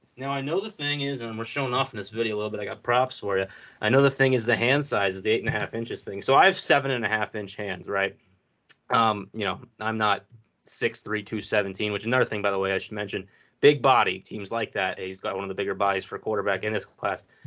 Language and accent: English; Virginia, United States; I'm from Virginia